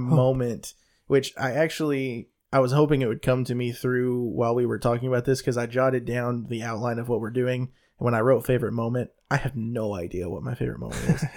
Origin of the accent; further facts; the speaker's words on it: the South, United States; I'm from the South